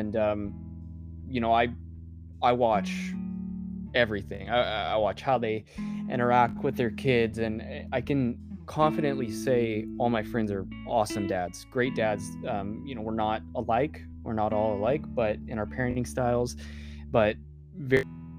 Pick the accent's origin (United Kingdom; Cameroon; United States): United States; Ozark, Missouri; also born or lived in Kansas City; We moved from Kansas City back down to Ozark to be closer to my community, my family